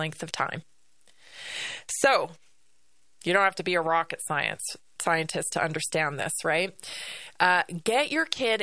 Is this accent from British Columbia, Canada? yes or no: yes; Vancouver Island, British Columbia, Canada; I grew up on Vancouver Island, and I was forest bathing every day to and from school